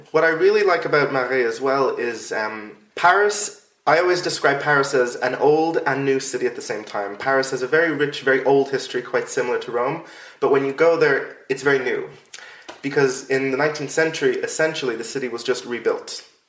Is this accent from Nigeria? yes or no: no; Ireland; Yeah, I know. Especially as an Irish person.